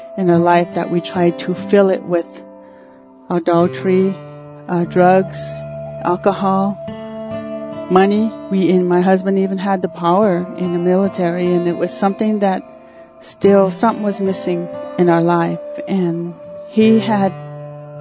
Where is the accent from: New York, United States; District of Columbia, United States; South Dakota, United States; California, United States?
South Dakota, United States; Thunder Butte; also born or lived in Dupree, South Dakota; When I was a little girl, we grew up in a little Indian village down in Thunder Butte